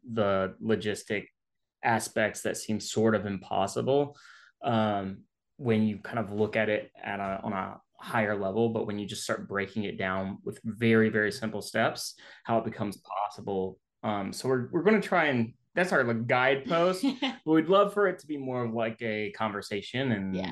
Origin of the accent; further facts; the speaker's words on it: Jackson, Mississippi, United States; I'm from Jackson, Mississippi